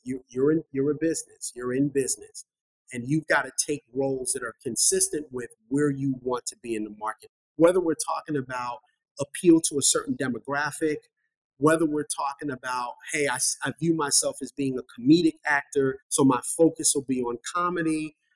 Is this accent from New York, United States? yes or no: yes; New York City, New York, United States; I was born and raised in Bronx, New York